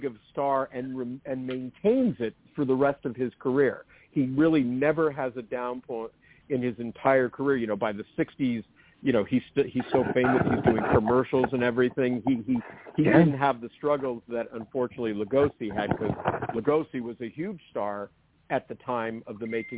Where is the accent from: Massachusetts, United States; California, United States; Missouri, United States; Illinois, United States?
California, United States; San Francisco Bay Area; I grew up in the San Francisco Bay Area